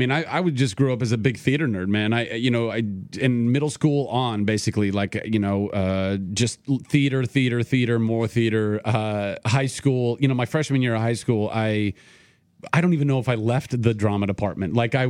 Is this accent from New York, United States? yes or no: no; Ventura, California, United States; And I grew up in Ventura, California, so you'd think, oh, the beach, like, go and surf.